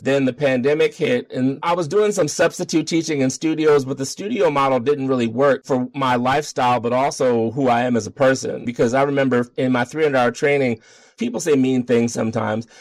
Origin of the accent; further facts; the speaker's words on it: Baltimore, Maryland, United States; moved away as an adult; now in Denver, United States; I'm from Baltimore.